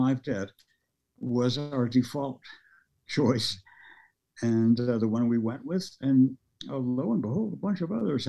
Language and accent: English; Las Vegas, Nevada, United States; first language Norwegian; English is a second language; also born or lived in Jersey Shore, New Jersey; I grew up in Vegas. You might have noticed that's where I got this accent.